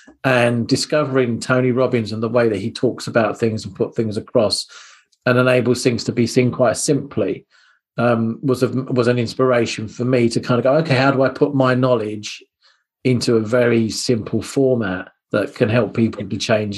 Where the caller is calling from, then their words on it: East of England, United Kingdom; I'm based in Hertfordshire, which is lovely and sunny Hertfordshire today.